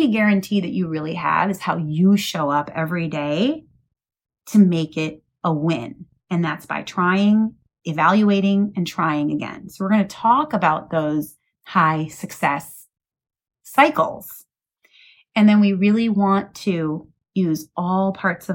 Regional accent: Midwest, United States; I was raised in the Midwest

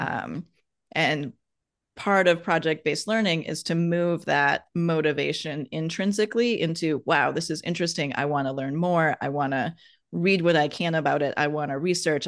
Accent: Wisconsin, United States; I'm from Wisconsin and we have lots of, like, idioms and adages in the Midwest

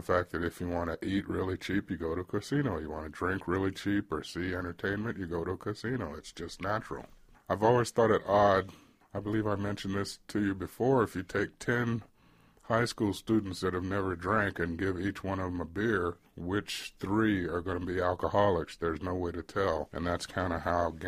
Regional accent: Nevada, United States; moved away; also born or lived in Reno / Denver / Seattle / Sacramento; I grew up in Nevada since second grade

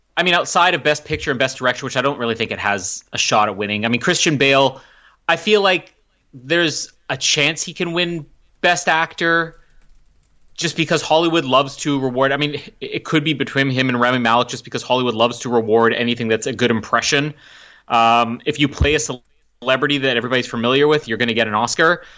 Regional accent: Canada; I'm Canadian.

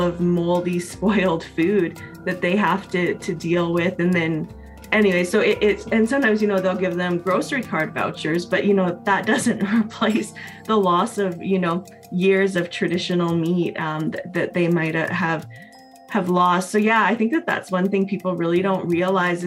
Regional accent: Canada; I'm a Métis woman from Treaty 8 territory.

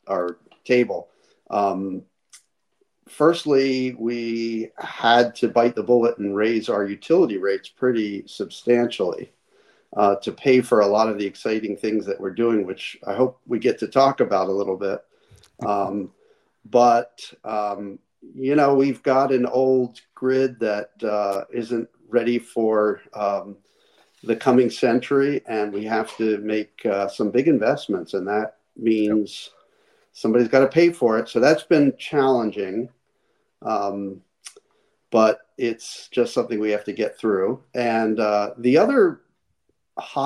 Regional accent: Philadelphia, Pennsylvania, United States; now in Glendale, United States; I grew up in Philadelphia

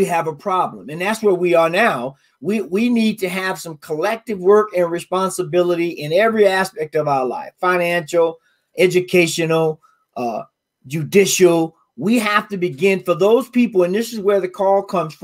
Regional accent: Deep South, United States; I'm raised in the South, deep South.

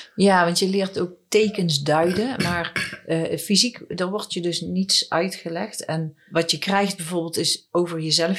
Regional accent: Netherlands; En ik ben een Nederlandse

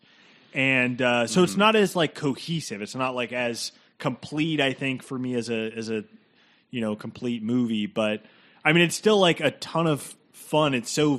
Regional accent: United States; I'm an American person

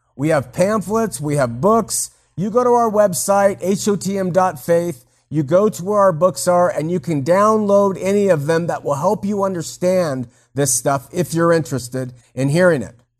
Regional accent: Southern California, United States; I grew up in Southern California as a waspy SoCal kid

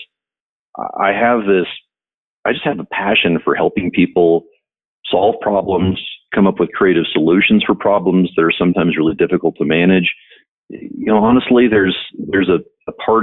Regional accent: Shawnee, Oklahoma, United States; moved away as an adult; now in Colorado, United States; I grew up in Shawnee

